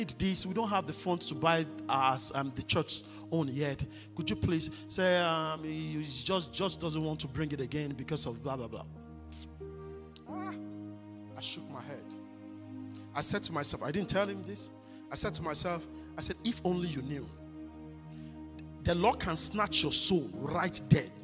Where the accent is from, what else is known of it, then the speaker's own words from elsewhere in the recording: Nigeria; moved away; growing up in the Redeemed Christian Church of God in Nigeria